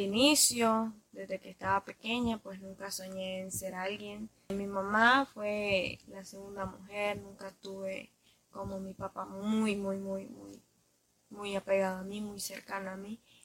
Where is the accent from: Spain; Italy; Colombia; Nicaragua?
Nicaragua; Ciudad Sandino, Managua; soy de Ciudad Sanino